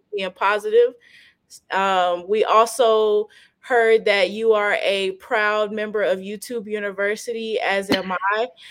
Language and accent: English; Fayetteville, North Carolina, United States; I'm from I'm from Fayetteville.